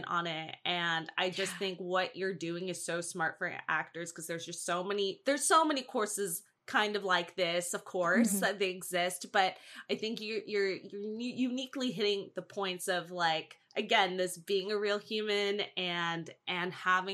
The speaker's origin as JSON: {"language": "English", "region": "New York", "country": "United States", "moved": "yes", "lives_now": "Los Angeles, United States", "said": "I'm from New York."}